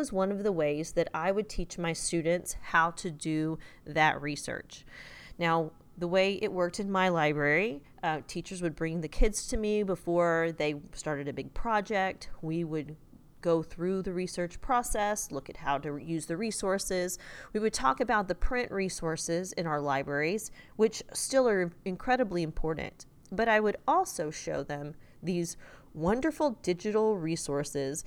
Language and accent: English; Texas, United States; I'm from Texas